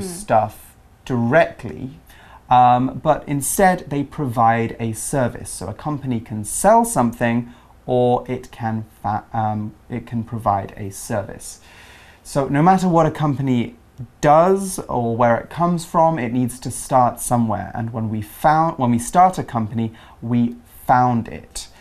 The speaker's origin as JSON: {"language": "English", "region": "England", "country": "United Kingdom", "said": "I'm from the UK, I'm from England"}